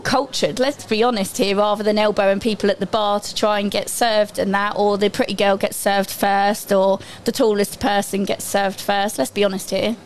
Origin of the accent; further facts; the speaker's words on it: Essex, East of England, United Kingdom; I'm, I'm from Essex, mine is Mind Health Service